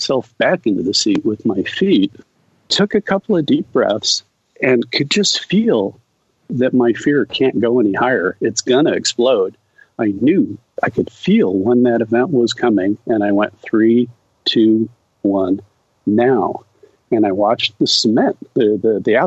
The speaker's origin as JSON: {"language": "English", "country": "United States", "said": "that summer in Brazil, as an American alone, immersed in a foreign culture"}